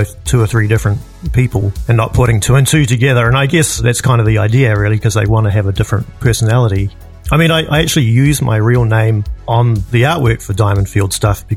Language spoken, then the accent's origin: English; New Zealand; moved away as an adult; also born or lived in Edmonton, Canada; now in New York City, United States; I was born and raised in New Zealand